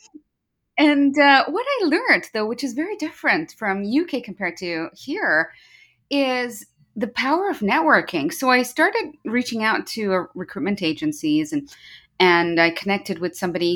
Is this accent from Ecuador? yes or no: no; Kenya; moved away as an adult; also born or lived in United Kingdom; now in Vancouver, Canada; I'm from Kenya when I say Jambo, which is a greeting in Kenya. Uh, born and raised there